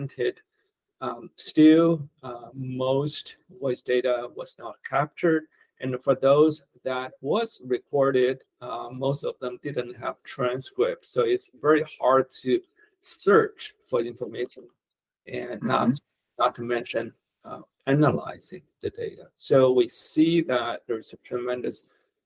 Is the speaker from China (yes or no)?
yes; Beijing, China; moved away as an adult; also born or lived in Stanford, California / Palo Alto, California / Mountain View, California; now in United States; I was born in Beijing, China. I grew up there, studied computer science in college. Then I came to America in 1991.